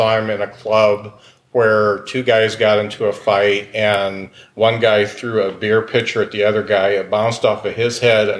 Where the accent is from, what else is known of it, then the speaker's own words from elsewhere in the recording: Lakeville, Indiana, United States; my dad grew up in Wabash and was in South Bend, and so I grew up in Lakeville. So I guess I'm glad I grew up in Lakeville.